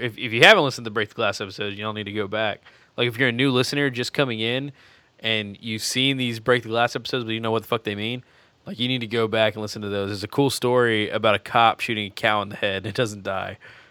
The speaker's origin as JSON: {"language": "English", "region": "Texas", "country": "United States", "said": "I'm Texan"}